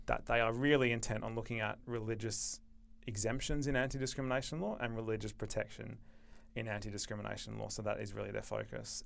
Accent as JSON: {"language": "English", "town": "Perth", "region": "Western Australia", "country": "Australia", "tie": "born or raised there", "said": "I grew up in Perth, finished school in two thousand nine, and came straight to U"}